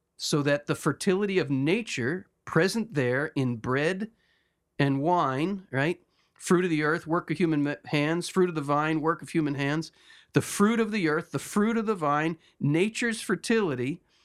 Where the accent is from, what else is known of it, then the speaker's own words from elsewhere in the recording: United States; I'm speaking as an American